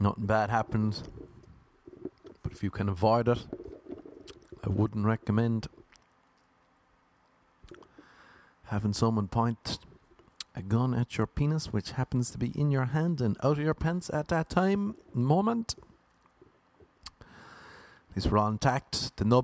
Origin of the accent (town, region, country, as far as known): Ireland; moved away